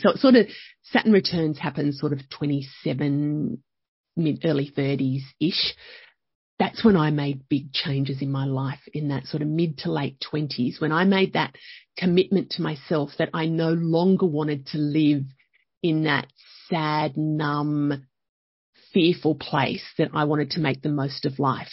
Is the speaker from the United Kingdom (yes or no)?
no; Young, New South Wales, Australia; also born or lived in Penrith; I grew up, I was born in Penrith. We moved to Young when I was, I think, about four, and grew up there